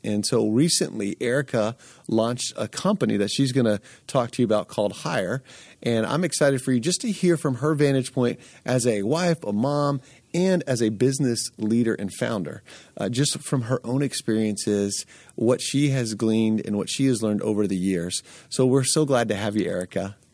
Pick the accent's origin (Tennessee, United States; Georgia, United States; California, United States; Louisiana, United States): Georgia, United States; Atlanta; moved away as an adult; now in Lehigh Valley, United States; I was born and raised in Atlanta